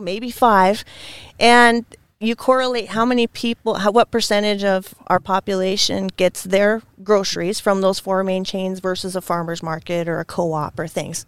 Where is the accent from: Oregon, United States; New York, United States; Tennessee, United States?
Oregon, United States; Scappoose; I grew up near Scappoose, which is just outside of Portland